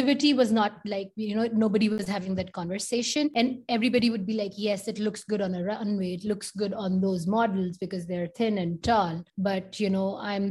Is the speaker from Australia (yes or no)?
no; India; moved away as an adult; also born or lived in Detroit; I grew up in India